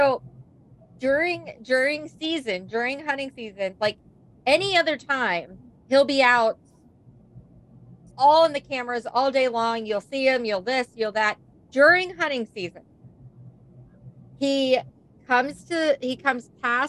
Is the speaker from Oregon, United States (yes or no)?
no; New York, United States; I'm from New York